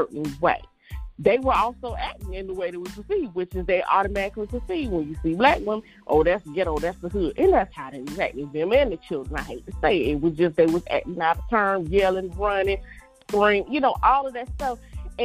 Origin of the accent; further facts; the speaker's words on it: the South, United States; I'm from the South too, old school raised